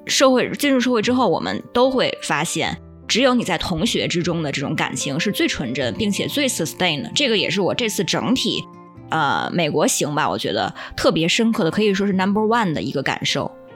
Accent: China; 我作为一个中国人

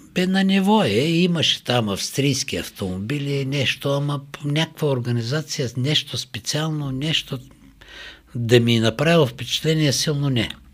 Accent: Varna, Varna Province, Bulgaria; не че съм българин, не че съм от Варна

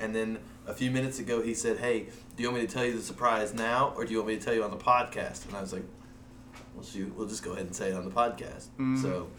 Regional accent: Bowling Green, Kentucky, United States; moved away; I'm from Bowling Green and the one and only home of the Corvette.

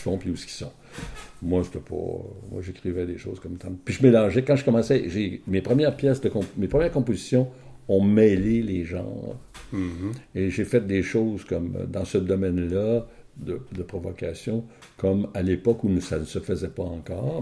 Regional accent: Ottawa, Ontario, Canada; je suis un franco-ontarien. Ben oui. Je suis d'Ottawa.

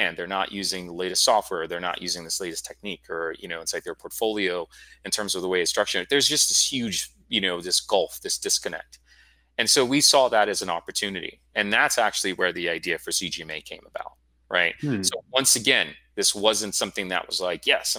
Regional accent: Florida, United States; moved away; I'm from Florida

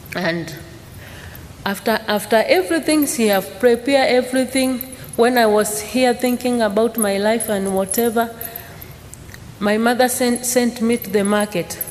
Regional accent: Maasai community, Arusha, Tanzania; I was born in Maasai community.

